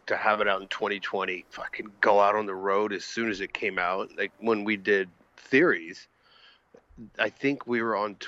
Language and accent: English; United States; me being an American